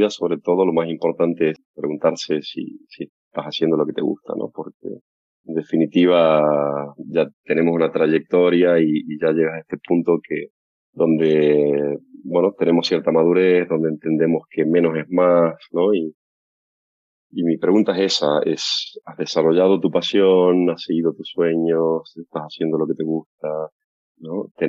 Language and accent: Spanish; Tucumán, Argentina; moved away; Yo cuando me vine de Tucumán en ese momento teníamos